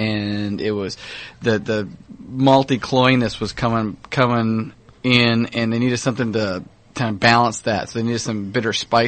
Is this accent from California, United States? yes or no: yes; Orange County, California, United States; I grew up in Orange County.